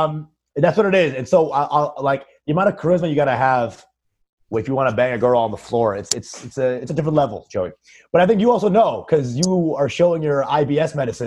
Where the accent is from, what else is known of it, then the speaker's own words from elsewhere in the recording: Texas, United States; like, I'm in town from Texas